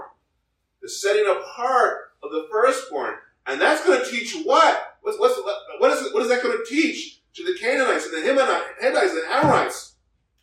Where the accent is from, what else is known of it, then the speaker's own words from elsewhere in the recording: United States; when we were raised in America